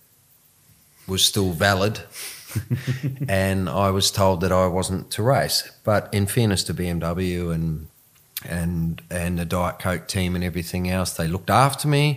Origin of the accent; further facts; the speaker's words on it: New Zealand; also born or lived in South Africa; I was from New Zealand.